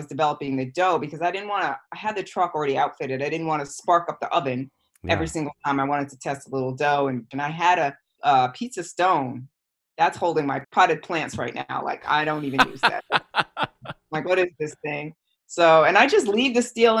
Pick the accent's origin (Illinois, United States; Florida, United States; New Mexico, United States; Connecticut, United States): Connecticut, United States; West Haven; I grew up in the West Haven, New Haven area